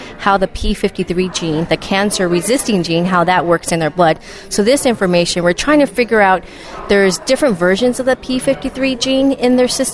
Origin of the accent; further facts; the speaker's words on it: Washington, District of Columbia, United States; moved away; also born or lived in Missouri; D.C. is my hometown